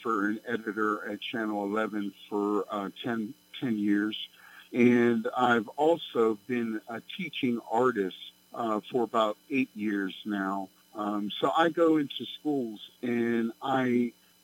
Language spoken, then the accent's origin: English; Braddock, Pennsylvania, United States; also born or lived in California; I grew up in Braddock